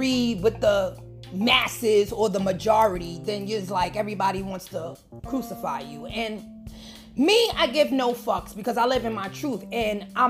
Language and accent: English; New York City, New York, United States; I'm from the Bronx